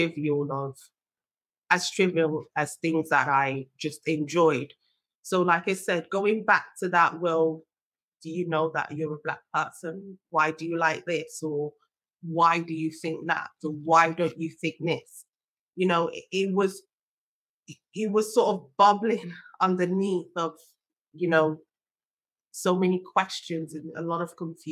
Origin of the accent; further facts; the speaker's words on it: Nigeria; now in United Kingdom; I was born in Nigeria and I grew up there as well